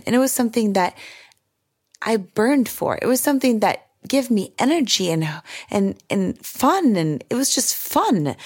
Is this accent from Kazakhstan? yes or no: no; Sweden; now in United States; My childhood growing up in Sweden